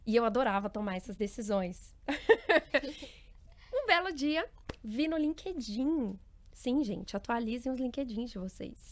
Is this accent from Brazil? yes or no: yes; Uberlândia, Minas Gerais, Brazil; eu venho de Uberlândia, Minas Gerais